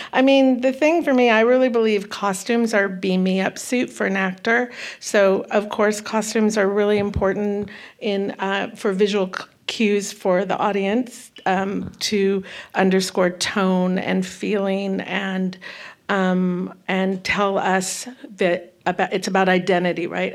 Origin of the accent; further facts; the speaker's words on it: Santa Cruz, California, United States; also born or lived in Okanagan Valley, British Columbia, Canada; I was raised in Northern mm-hmm. California